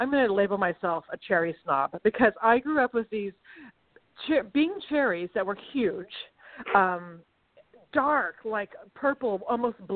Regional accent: Sacramento, California, United States; I grew up in Sacramento, and my you know my father is an old a farm boy from Georgia

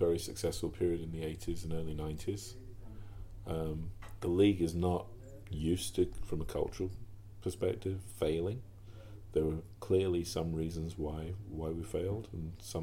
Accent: United Kingdom; also born or lived in New York; being a British person and working for the NFL

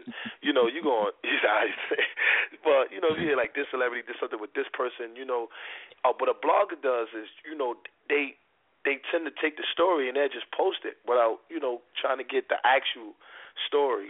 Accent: New York City, New York, United States; I'm from Harlem.

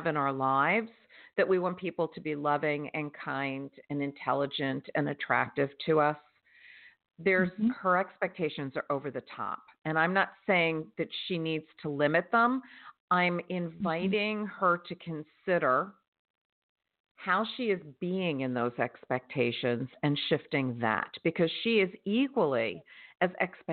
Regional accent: Florida, United States; my home state, which is Florida

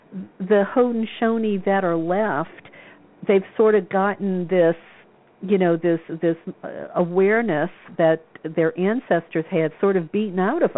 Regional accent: the South, United States; I grew up in the South.

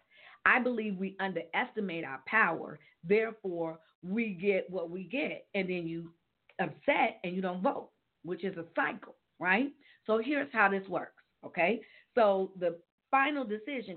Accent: Gary, Indiana, United States; we're from Gary and we work in Gary

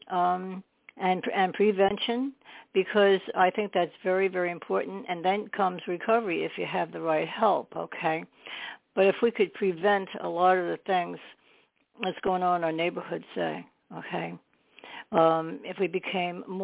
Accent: Staten Island, New York, United States; born there; I was born in Staten

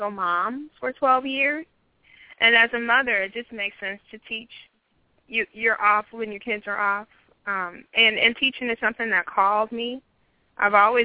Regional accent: St. Louis, Missouri, United States; also born or lived in Hamburg, Germany; I was born in Hamburg, but we moved immediately back to the States once I was born. So, of course, I was the daughter of a military. We made our way back. I've been in St. Louis ever since

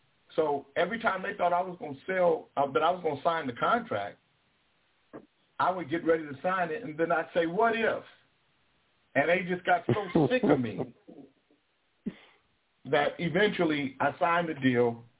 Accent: California, United States; moved away as an adult; now in Alaska, United States; Because when I came – you know, I came from California to Alaska through the Air Force.

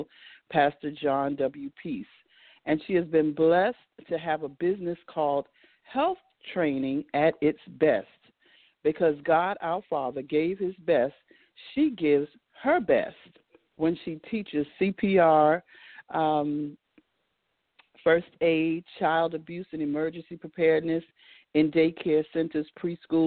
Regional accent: New York, United States; moved away as an adult; now in Virginia, United States; I was born in New York, and I stayed there and for the first 35 years of my young life

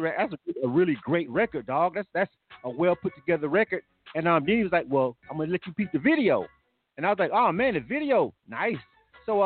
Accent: Panama City, Florida, United States; moved away as an adult; now in Atlanta, United States; I'm born and raised in Panama City. So that's my hometown

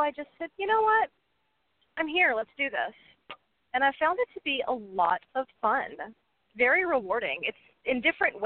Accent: Atlanta, Georgia, United States; my hometown of Atlanta

